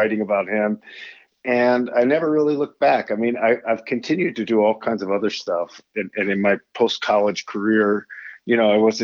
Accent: Pittsburgh, Pennsylvania, United States; moved away as an adult; also born or lived in New Jersey / China; I grew up in Squirrel Hill, Pittsburgh, Pennsylvania

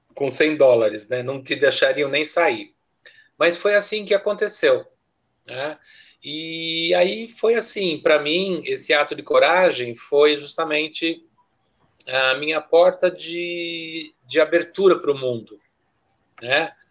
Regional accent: Brazil; moved away as an adult; also born or lived in Zurich, Switzerland; eu quando saí do Brasil já tinha ah, me formado em italiano

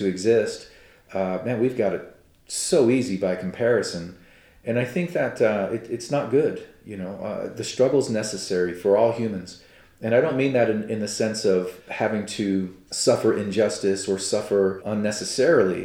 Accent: United States; as an American and as a Cherokee

